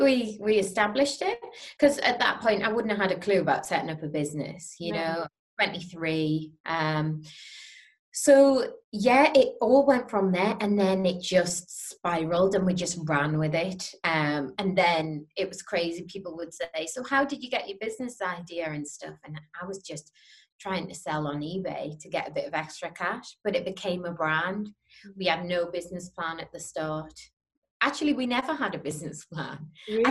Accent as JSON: {"language": "English", "town": "Newcastle upon Tyne", "region": "North East England", "country": "United Kingdom", "said": "I was from Newcastle"}